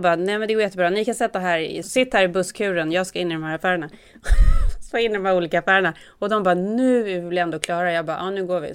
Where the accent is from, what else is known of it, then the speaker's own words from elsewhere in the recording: Sweden; now in United States; oss som svenskar